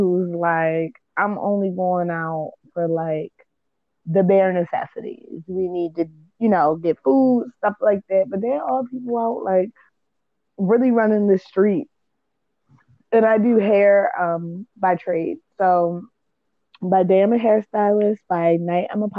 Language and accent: English; Baltimore, Maryland, United States; I'm from Baltimore.